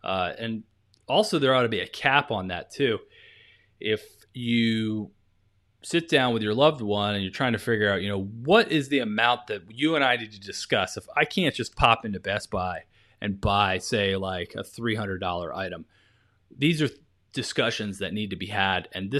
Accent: Maryland, United States; here I am, I'm this kid from Maryland, you know, some rural county, and I had no idea what I was doing.

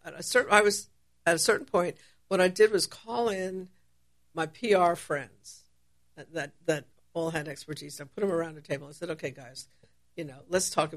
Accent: New York, United States; moved away; my hometown of New York is obviously a very creative city

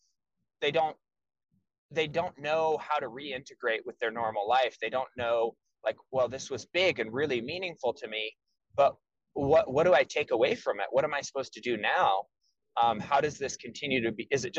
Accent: United States; being an American in the United States my whole life

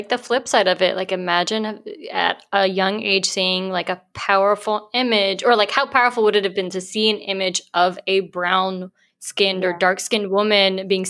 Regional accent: United States; where Mehek and I are based in New York. We grew up in New Jersey, New York.

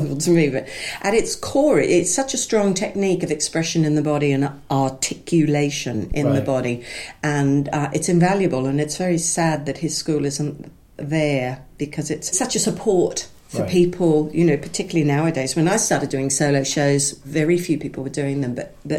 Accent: Brisbane, Queensland, Australia; moved away as an adult; now in London, United Kingdom; I was performing in a wonderful little theatre in my hometown of Brisbane, Labwat Repertory Theatre, whose productions were really good quality

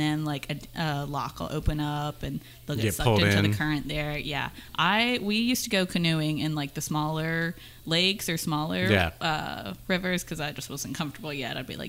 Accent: Graceville, Florida, United States; moved away as an adult; also born or lived in Temple, Texas / Apopka, Florida; then we moved up here because we had family in the Panhandle and my parents wanted to live in a low crime area. So they settled down here. I'm actually from Graceville.

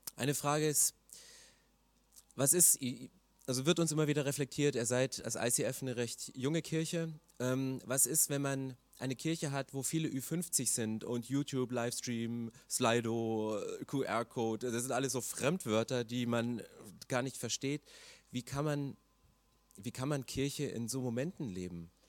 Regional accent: eastern Germany, Germany; ich komme aus dem Osten

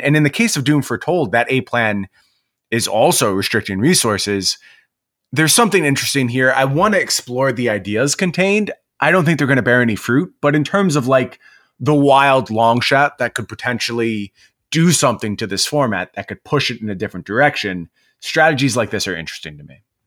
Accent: New York, United States; moved away; I was from New York

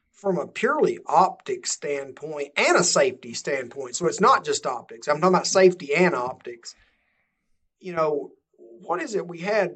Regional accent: Georgia, United States; my home state of Georgia

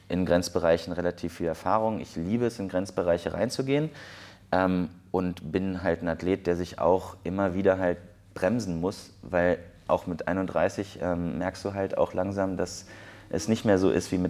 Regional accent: Berlin, Germany; ich komme aus Berlin, bin 31 Jahre alt

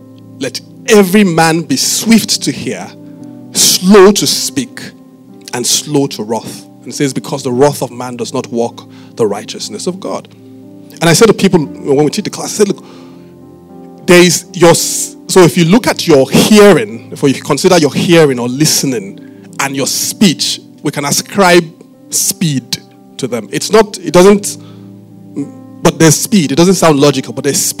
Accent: Benin City, Edo, Nigeria; I didn't grow up in Lagos. I grew up in Benin.

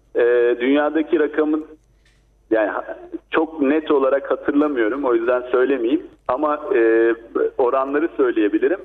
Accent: Black Sea Region, Turkey

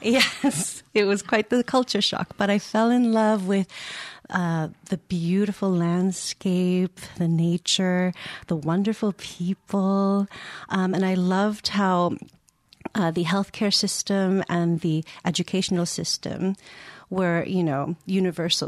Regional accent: San Francisco, California, United States; moved away as an adult; now in Iceland; I'm born and raised in San Francisco, California, in the United States.

